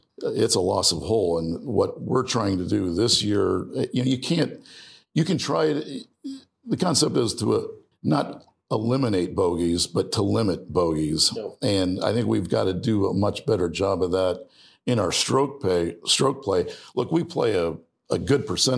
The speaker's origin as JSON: {"language": "English", "region": "Ohio", "country": "United States", "tie": "born or raised there", "said": "I grew up in Ohio"}